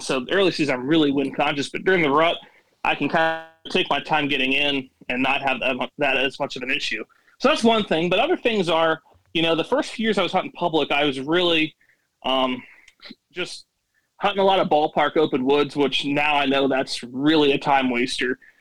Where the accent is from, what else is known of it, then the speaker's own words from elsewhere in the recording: Williamsport, Pennsylvania, United States; I'm from North Central PA, so I live in Williamsport, which is known for the Little League World Series, and it's pretty much right that smack dab middle of the state up north a little bit, and uh, pretty much lived here all lived this area all my life